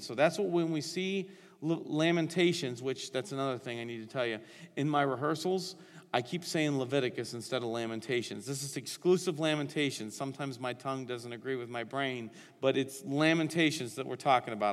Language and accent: English; Northeastern Ohio, United States; I was born and raised in Northeastern Ohio